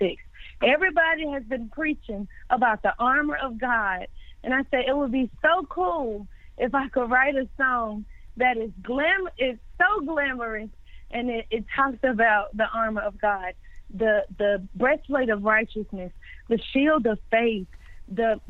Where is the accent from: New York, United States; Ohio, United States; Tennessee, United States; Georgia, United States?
Tennessee, United States; Memphis; now in Nashville, United States; I was born and raised in Memphis, Tennessee